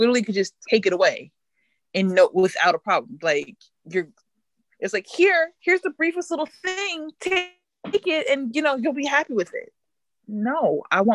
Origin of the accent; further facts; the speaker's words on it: United States; being American